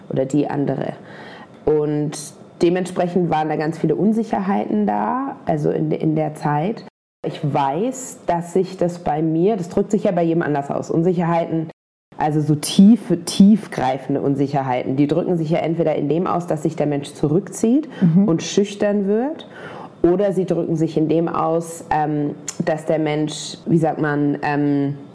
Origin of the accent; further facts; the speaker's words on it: Germany; wenn ich noch einmal sage, ich bin Deutsche, dann... Äh, knallt es aber, weil jemand, der aussieht wie ich, kann nicht deutsch sein.